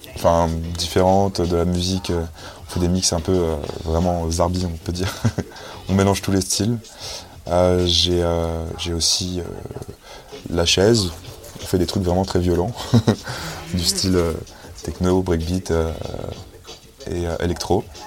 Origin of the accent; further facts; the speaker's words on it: Paris, Île-de-France, France; also born or lived in Saint-Germain-en-Laye; now in Montreuil, France; j'ai grandi à Port de la Chapelle, chez ma mère